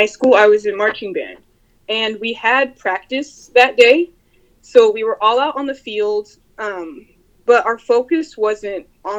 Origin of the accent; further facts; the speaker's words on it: Los Angeles, California, United States; I did grow up in LA, yes.